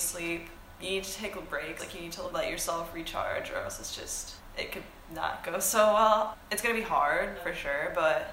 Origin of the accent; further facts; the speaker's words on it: Northville, Michigan, United States; moved away; I'm from Northville, Michigan, and I'm a neuroscience major.